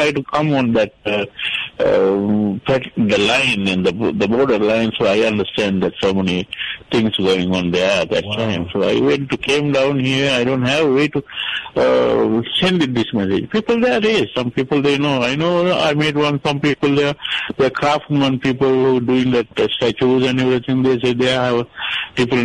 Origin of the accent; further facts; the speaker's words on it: Sri Lanka; moved away as an adult; I'm from Sri Lanka, and by the way, I'm here for a couple of years.